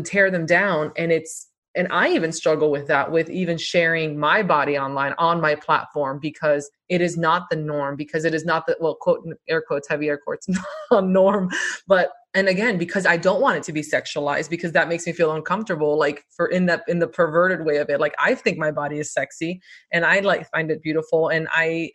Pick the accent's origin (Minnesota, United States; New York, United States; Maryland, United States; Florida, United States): Florida, United States; Miami; we were born and raised in Miami. We are first generation American